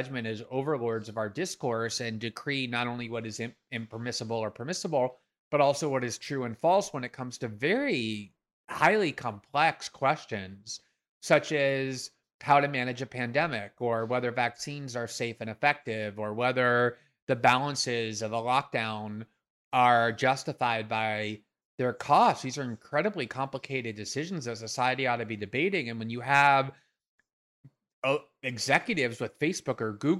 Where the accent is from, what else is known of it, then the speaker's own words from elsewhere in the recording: United States; I'm American